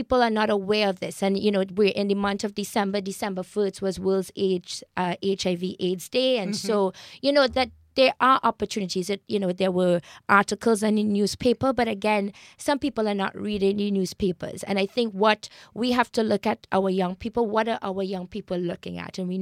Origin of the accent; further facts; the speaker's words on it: Trinidad & Tobago; now in Toronto, Canada; I grew up in Trinidad, which is a highly multicultural you know, society.